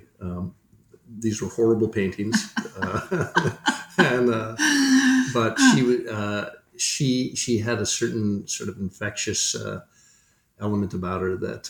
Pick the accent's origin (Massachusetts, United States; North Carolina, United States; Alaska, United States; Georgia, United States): Massachusetts, United States; Duxbury; also born or lived in Milwaukee, Wisconsin; now in Portsmouth, United States; We moved when I was about three, and so I pretty much grew up on the South Shore of Massachusetts.